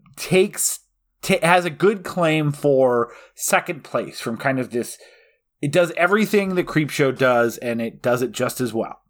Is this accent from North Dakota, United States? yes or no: yes; North Dakota, United States; I'm from North Dakota for most of my life.